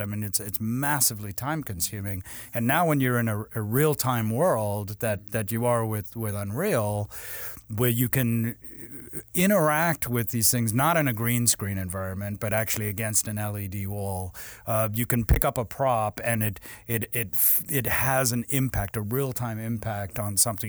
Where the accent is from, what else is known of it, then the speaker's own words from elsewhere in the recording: South Africa; I grew up in South Africa